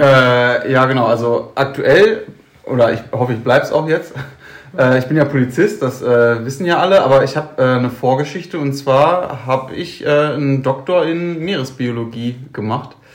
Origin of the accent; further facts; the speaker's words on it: Bottrop, North Rhine-Westphalia, Germany; ich komme aus Bottrop-Kirchhellen